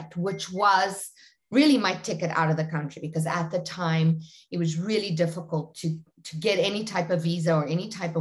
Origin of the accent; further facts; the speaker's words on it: South Africa; I born and raised in very small industrial town in South Africa, about 80 kilometers south of Johannesburg